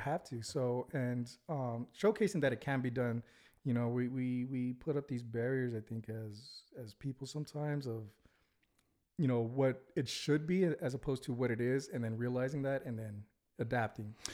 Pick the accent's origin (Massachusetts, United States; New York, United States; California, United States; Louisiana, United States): California, United States; Santa Ana; now in Utah, United States; grew up, uh, in Santa Ana